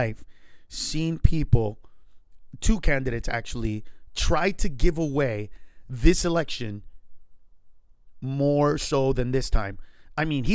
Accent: United States; I'm an American

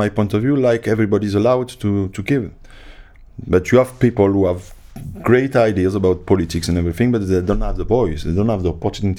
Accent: France; And I came from France. I played for France, but nobody knew me when I arrived, you know.

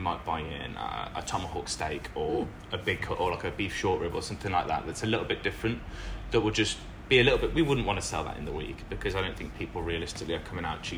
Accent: Lichfield, West Midlands, United Kingdom; moved away as an adult; now in Melbourne, Australia; I grew up just outside of Birmingham in the UK in a little city called Lichfield

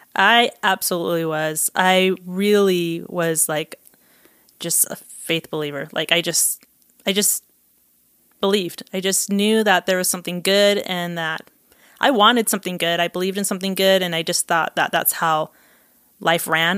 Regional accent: Provo, Utah, United States; also born or lived in Costa Rica; I grew up in Provo, Utah

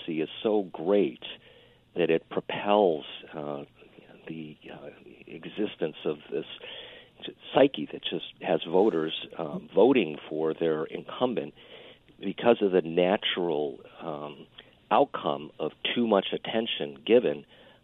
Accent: central New York State, United States; moved away as an adult; also born or lived in Silicon Valley; I'm a native here of upstate New York, central New York State

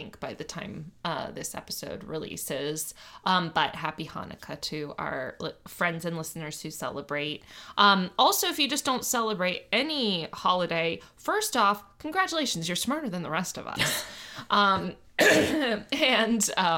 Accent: United States; we're American

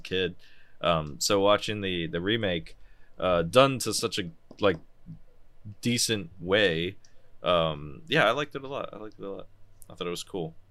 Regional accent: United States; I'm American, and we pronounce shit wrong.

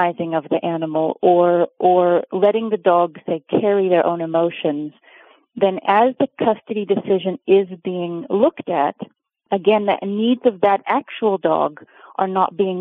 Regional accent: Oregon, United States; now in Cape Town, South Africa; So I was born in Oregon, and I grew up in Oregon, but I actually live in South Africa

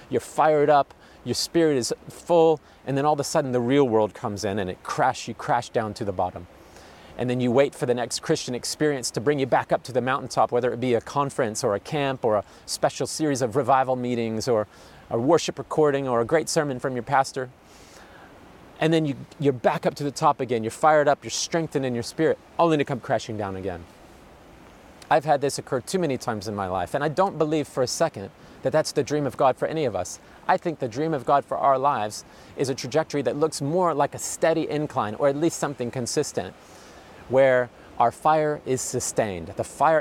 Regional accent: United States; moved away as an adult; now in France; We come originally from America

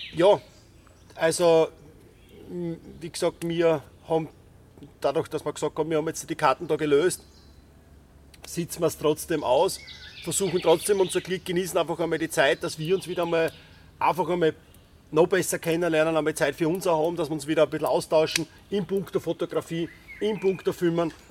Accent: Styria, Austria

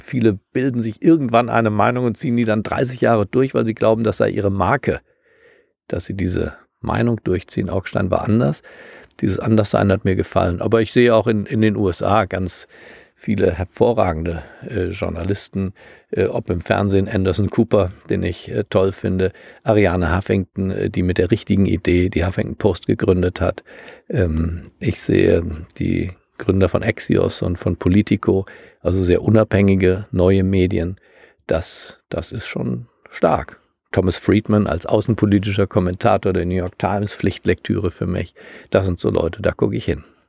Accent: Germany; für mich als Deutscher

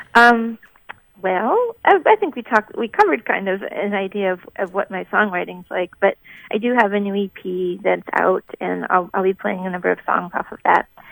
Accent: Minnesota, United States; now in Boston, United States; I'm from Minnesota and grew up with some some music in the family

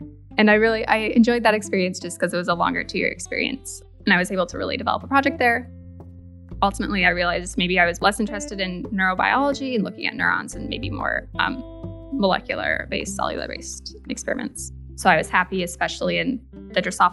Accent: Grand Rapids, Michigan, United States; I was born and raised in Grand Rapids, Michigan

